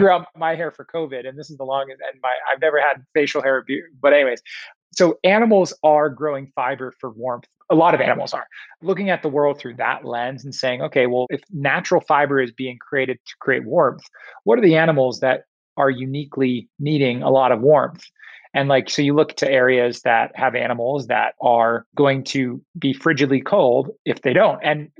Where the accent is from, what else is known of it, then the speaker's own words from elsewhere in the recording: Tokyo, Japan; also born or lived in Singapore; My first place I went was in Michigan, which was a very odd place for me to end up from growing up in Tokyo and Singapore.